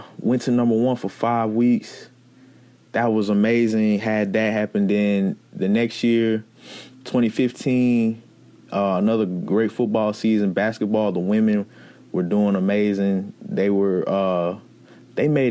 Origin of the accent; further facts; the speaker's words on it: Columbus, Mississippi, United States; moved away; also born or lived in Starkville, Mississippi; I grew up in Columbus and around Macon area